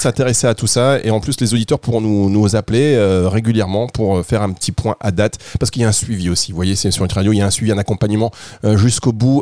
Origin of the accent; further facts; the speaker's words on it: Dunkirk, Hauts-de-France, France; je viens du nord. Je suis né à Dunkerque